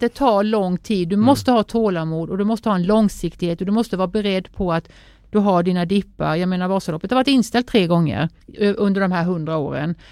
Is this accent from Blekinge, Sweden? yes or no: no; Sävsjö, Jönköping County, Sweden; hemma i Sävsjö där jag är uppvuxen